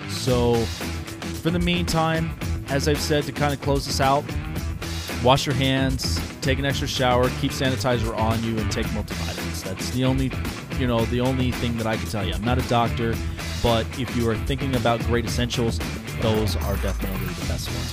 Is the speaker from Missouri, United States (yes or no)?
no; Las Vegas, Nevada, United States; my hometown of Las Vegas